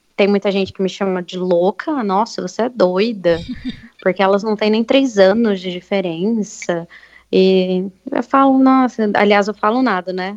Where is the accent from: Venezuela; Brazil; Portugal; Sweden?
Brazil; Bariri, São Paulo; now in Avaré, Brazil; apesar de também ser de Bariri, eu estou morando